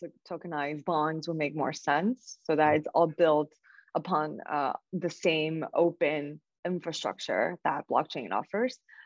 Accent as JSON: {"language": "English", "country": "China", "tie": "born or raised there", "moved": "yes", "said": "born and raised in China"}